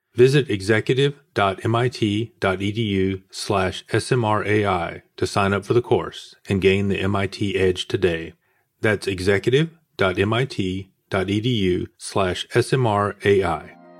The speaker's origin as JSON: {"language": "English", "town": "Atlanta", "region": "Georgia", "country": "United States", "said": "I'm actually from Atlanta"}